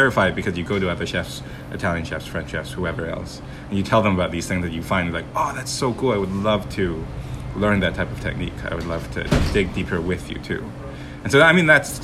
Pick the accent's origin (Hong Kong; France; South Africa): Hong Kong; moved away as an adult; also born or lived in Canada / California; now in United States; I was actually born in Canada. And I was in Canada for like about 3 or 4 years. And then I was in California for one. And then Hong Kong for the rest of my life until college here in the US.